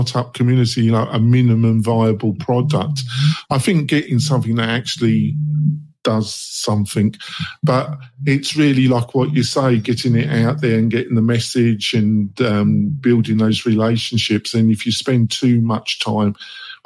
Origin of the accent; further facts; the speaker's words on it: England, United Kingdom; moved away; I'm English, so obviously my childhood, I watch a lot of Doctor Who